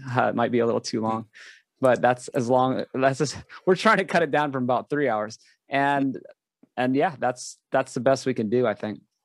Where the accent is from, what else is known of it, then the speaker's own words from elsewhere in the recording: Hawaii, United States; I grew up in Hawaii.